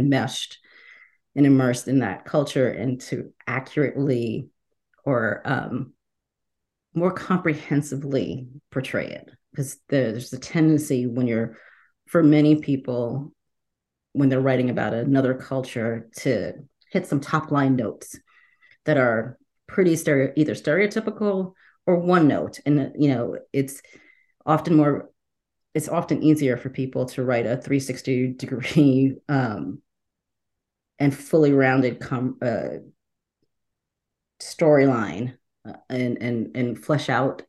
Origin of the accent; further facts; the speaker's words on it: New York City, New York, United States; also born or lived in Trinidad, Trinidad and Tobago; I was born in Trinidad in the West Indies. I grew up in the Bronx